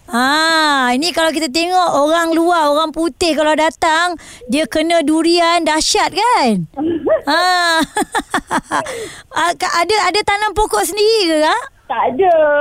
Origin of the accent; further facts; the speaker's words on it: Malaysia; kita sebagai rakyat Malaysia